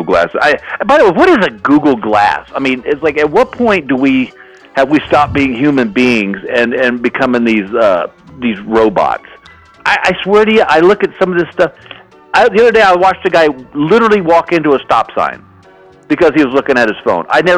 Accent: Texas, United States; now in Los Angeles, United States; I'm originally from Texas

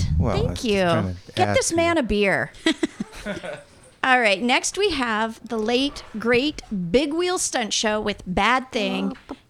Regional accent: United States

